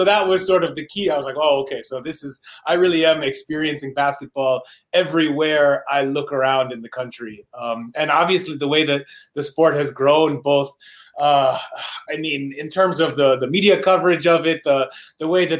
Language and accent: English; New York City, New York, United States; I grew up in New York City